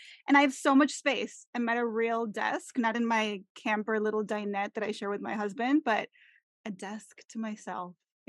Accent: Mexico; English is a second language; I am originally from Mexico, from where you are, Marisol. I was born in Mexico City and then raised throughout all different parts of Mexico. I lived in, I think it's seven different cities throughout my upbringing

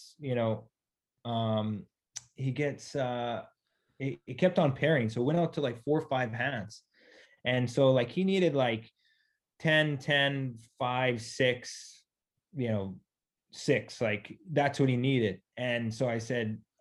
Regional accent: Northern Ontario, Canada; being Native American, coming from Northern Ontario

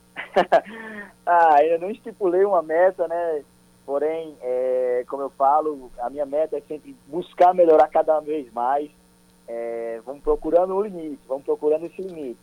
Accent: Paraíba, Brazil; eu que tenho orgulho de dizer que sou nordestino, que sou paraibano

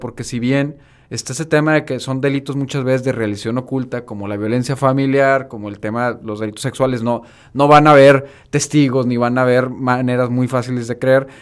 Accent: Mexico; como mexicano

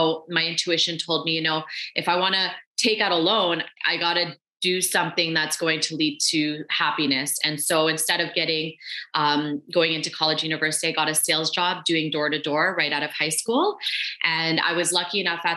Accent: Canada; also born or lived in Philippines; I was born in the Philippines on bamboo floors, and we were granted an opportunity to come to Canada when I was four.

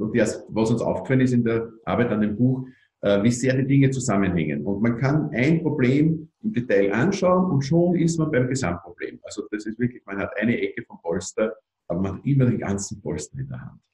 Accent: Austria; bei uns in Österreich

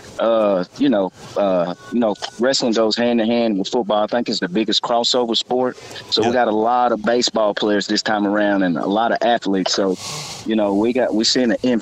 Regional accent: Athens, Alabama, United States; moved away as an adult; I'm originally from Athens, moved away like 20 years ago

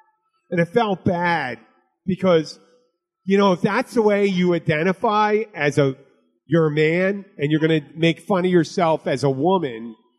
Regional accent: Philadelphia, Pennsylvania, United States; I'm from Philly.

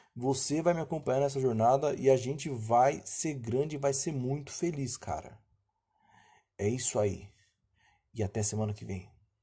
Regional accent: São Paulo, Brazil; Eu sou paulista

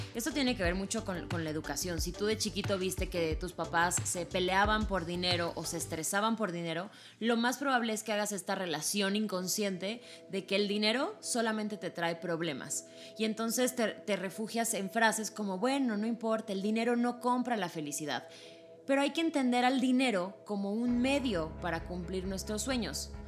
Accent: Mexico; como mexicanos

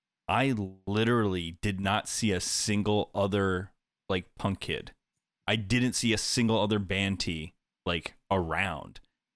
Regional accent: New York, United States; moved away as an adult; also born or lived in Illinois; I was too aggressive because I was from New York.

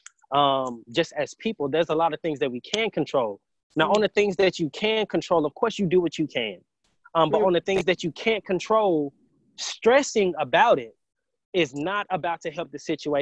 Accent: Huntsville, Alabama, United States; also born or lived in Triana, Alabama; I was definitely raised here in Huntsville, went to elementary school all the way through college

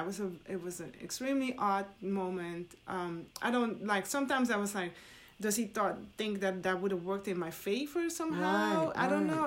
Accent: Netherlands; also born or lived in Suriname; now in United States; I was born in Suriname and raised in the Netherlands.

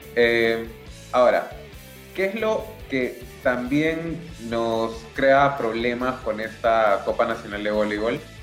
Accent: Peru; como peruanos

